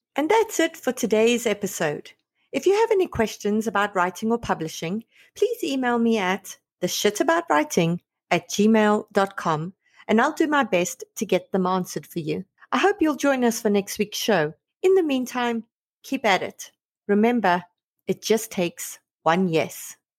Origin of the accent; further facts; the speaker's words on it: South Africa; now in Canada; I'm a South African who now lives in Canada